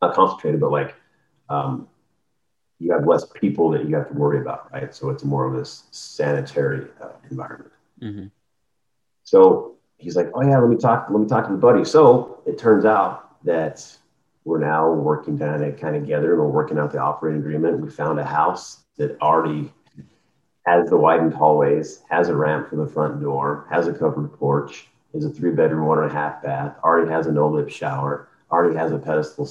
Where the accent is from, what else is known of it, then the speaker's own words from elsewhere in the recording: Arizona, United States; moved away; I'm originally from Arizona.